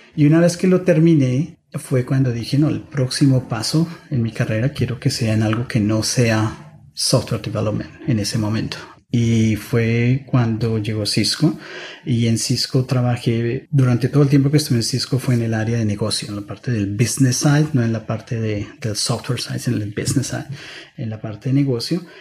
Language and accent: Spanish; Bogotá, Colombia; moved away as an adult; also born or lived in Germany / San Francisco Bay Area; now in San Francisco, United States; yo soy de Bogotá, Colombia. Crecí en Bogotá